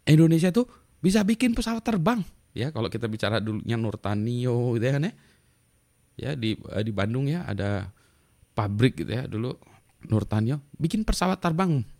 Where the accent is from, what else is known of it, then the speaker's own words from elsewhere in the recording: Winnipeg, Manitoba, Canada; Udah pulang ke, ke lagi ke kampung halaman saya Winnipeg ya di Manitoba, Kanada itu mudik gitu